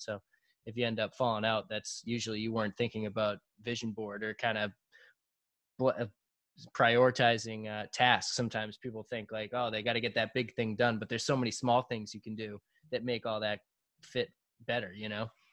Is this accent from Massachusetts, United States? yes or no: yes; South Shore, south of Boston, Massachusetts, United States; we're from South Shore, south of Boston